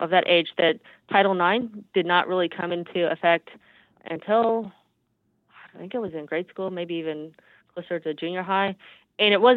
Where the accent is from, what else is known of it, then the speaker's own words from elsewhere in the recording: Houston, Texas, United States; growing up in Houston, we have no mountains. It's perfectly flat here.